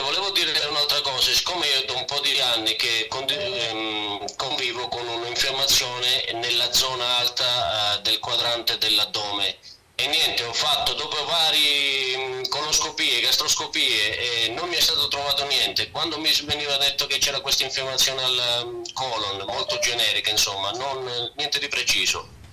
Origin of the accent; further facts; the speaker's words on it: Mileto, Calabria, Italy; also born or lived in Province of Turin; now in Ivrea area, Italy; chiamo dalla provincia di Torino, okay, vicino Ivrea, eh, però non sono di qua, bensì sono calabrese.